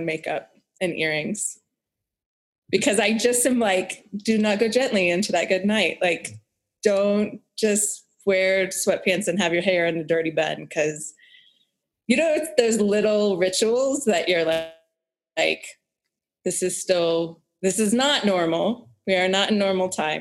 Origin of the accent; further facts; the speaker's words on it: Houston, Texas, United States; I grew up in Texas, in Houston, Texas